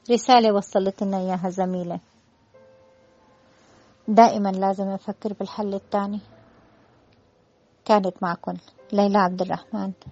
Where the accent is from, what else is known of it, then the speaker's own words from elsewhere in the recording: Damascus, Damascus Governorate, Syria; now in Alexandria, Egypt; تعرفوني أنا من الشام من الشام يعني دمشق ودمشق ما فيها بحر وأنا بحب البحر كتير